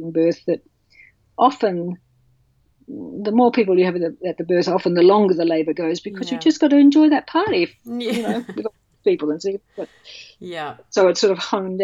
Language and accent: English; Australia; also born or lived in England; now in Melbourne, Australia; I'm Australian.